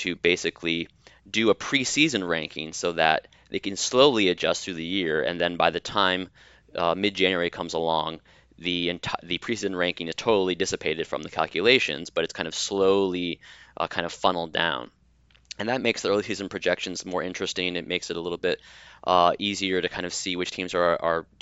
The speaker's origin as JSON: {"language": "English", "region": "Rhode Island", "country": "United States", "tie": "born or raised there", "also_born_or_lived": "Evanston, Illinois", "said": "born and raised in Rhode Island, right near Friartown"}